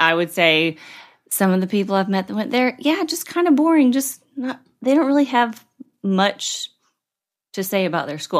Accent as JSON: {"language": "English", "town": "Columbus", "region": "Georgia", "country": "United States", "tie": "born or raised there", "said": "I'm from Columbus, Georgia"}